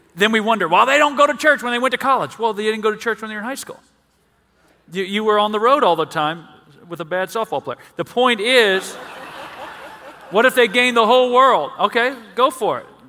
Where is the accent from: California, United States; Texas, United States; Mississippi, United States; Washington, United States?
Mississippi, United States; We're from Mississippi